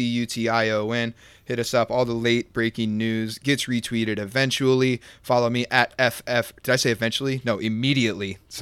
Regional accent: St. Louis, Missouri, United States; when I was a kid growing up in St. Louis

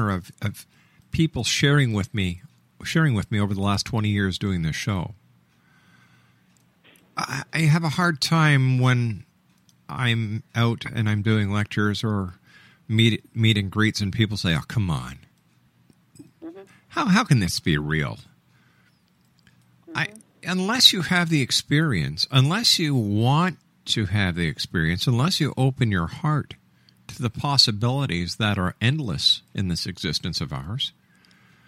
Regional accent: Montreal, Quebec, Canada; When I was a young boy growing up in Montreal

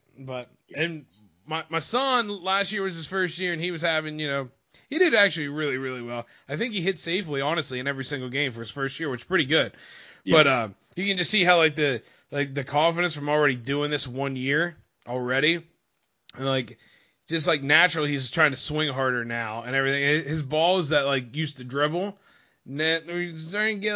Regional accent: Bellefonte, Pennsylvania, United States; I'm from Bellefonte, Pennsylvania.

